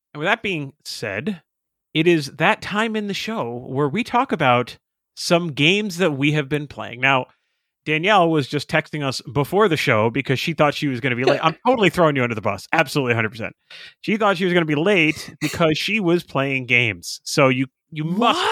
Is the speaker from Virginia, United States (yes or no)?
no; Boston area, Massachusetts, United States; I'm half Irish, blah blah blah, all that stuff that you know people from the Boston area say about Ireland